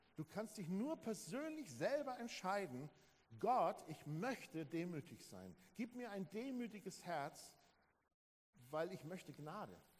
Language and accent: German; Germany; als Deutsche